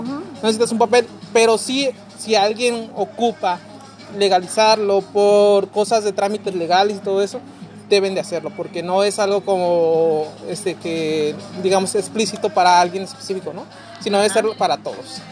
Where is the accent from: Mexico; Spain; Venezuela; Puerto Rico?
Mexico; Guerrero; now in Mexicali, Mexico; yo vengo pues de Guerrero